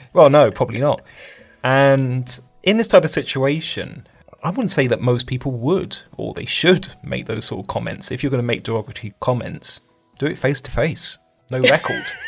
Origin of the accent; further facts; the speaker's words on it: United Kingdom; Being British